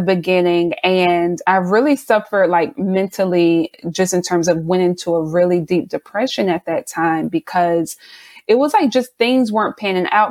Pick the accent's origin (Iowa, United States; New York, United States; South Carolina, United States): South Carolina, United States; now in Baltimore, United States; I'm originally from South Carolina, but me and my family currently reside in Baltimore